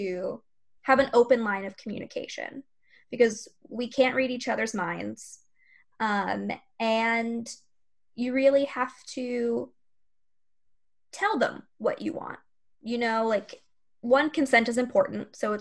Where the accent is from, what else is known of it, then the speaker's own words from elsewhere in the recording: Florida, United States; I'm from Florida